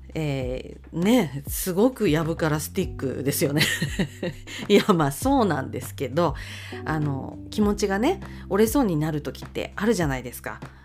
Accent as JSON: {"language": "Japanese", "region": "Akita", "country": "Japan", "tie": "born or raised there", "said": "私は秋田生まれでございまして"}